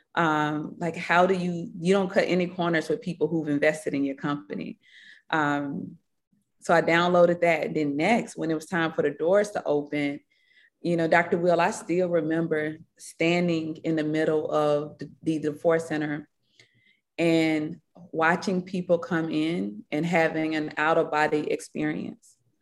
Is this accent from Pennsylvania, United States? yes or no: no; Batesville, Mississippi, United States; accent: Mississippi; also born or lived in Marks, Mississippi; now in Atlanta, United States; the life I, you know, had growing up in Batesville, Mississippi